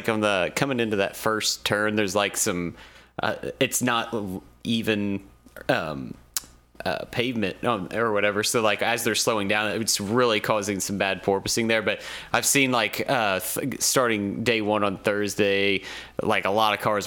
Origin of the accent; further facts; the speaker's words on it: Indiana, United States; now in Kentucky, United States; I'm originally from Indiana